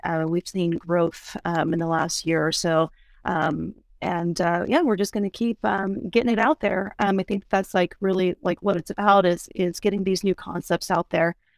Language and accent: English; East Coast, United States; moved away; I am originally from the East Coast